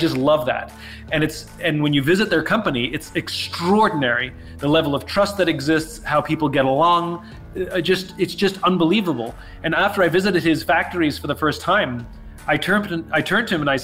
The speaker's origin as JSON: {"language": "English", "region": "New York", "country": "United States", "said": "I'm a New Yorker, but I came out here. I have family here."}